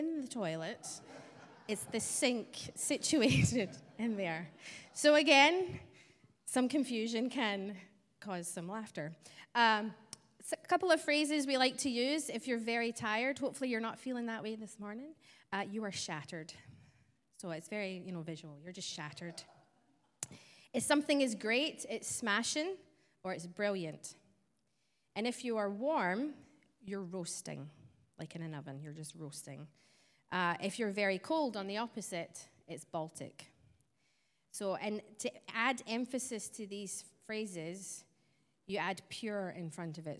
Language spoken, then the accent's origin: English; Scotland, United Kingdom; I don't have an Arkansas accent. I was born in Scotland, so that's where my twang is from.